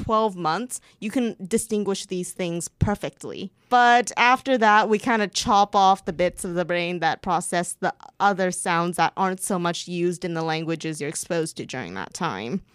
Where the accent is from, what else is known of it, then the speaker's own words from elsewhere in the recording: Canada; first language Mandarin; English is a second language; I technically learned Mandarin as my first language. Mandarin and another dialect of Chinese that I completely forgot by the time I was 4. And then when I went over to Canada and entered kindergarten, I couldn't speak a word of English